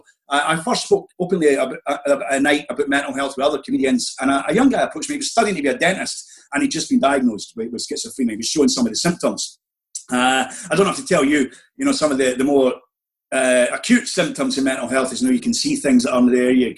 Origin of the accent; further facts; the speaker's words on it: Scotland, United Kingdom; I was raised in Church of Scotland, we had this very ferocious Scottish Presbyterian minister